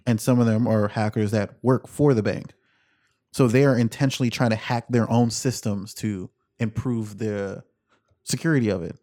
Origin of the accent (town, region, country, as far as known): United States